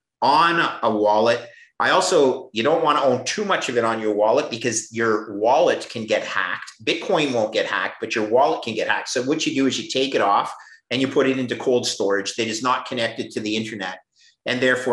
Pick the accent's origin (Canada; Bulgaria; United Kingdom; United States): Canada; as a Canadian